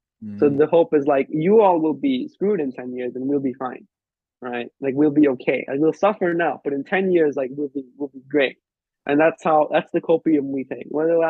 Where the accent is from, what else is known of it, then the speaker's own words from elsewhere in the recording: Liverpool, North West England, United Kingdom; I'm from Liverpool.